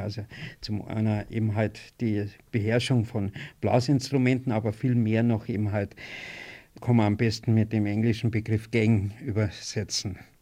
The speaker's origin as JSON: {"language": "German", "town": "Hörbach", "region": "Bavaria", "country": "Germany", "tie": "born or raised there", "said": "meinem Heimatort Hörbach"}